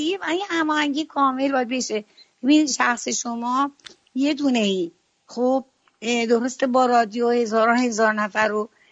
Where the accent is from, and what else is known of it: Iran; now in Sweden